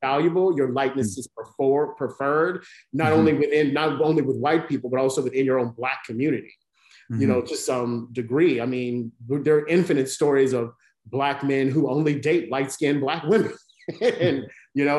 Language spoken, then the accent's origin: English; the South, United States; I live in the South, I was raised in the South, I live in the South now